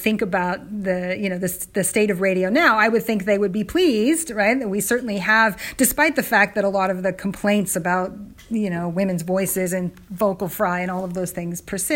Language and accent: English; California, United States; I'm a Californian